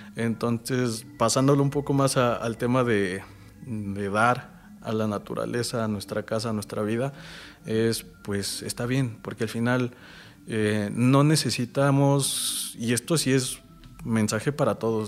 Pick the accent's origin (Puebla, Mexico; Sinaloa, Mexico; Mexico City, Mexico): Mexico City, Mexico; Milpa Alta; vivo enamorado ahora de, mi pueblo, de mi alcaldía